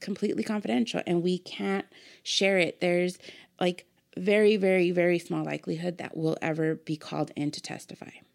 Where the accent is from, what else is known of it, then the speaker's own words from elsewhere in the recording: Pomona, California, United States; Born and raised in Pomona